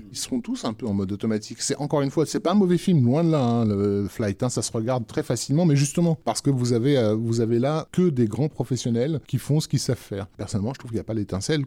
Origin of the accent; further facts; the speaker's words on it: France; chez nous en France